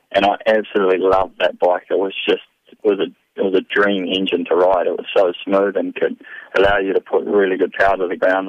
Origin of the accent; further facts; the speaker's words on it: New Zealand; moved away as an adult; I grew up and growing up in New Zealand